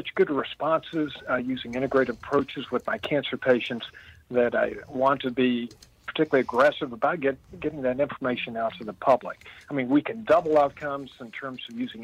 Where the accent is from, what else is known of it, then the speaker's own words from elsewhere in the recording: Midway, Kentucky, United States; I live in the town I grew up in, believe it or not. I'm 66 years old, and I've been in Midway, Kentucky, Central Kentucky, horse country, for 66 years.